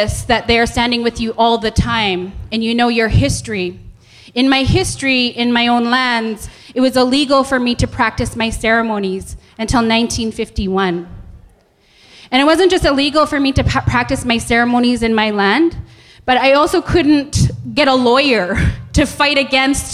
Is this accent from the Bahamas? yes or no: no; Canada; I come from Treaty 6 Territory in Central Canada. I'm Plains Cree.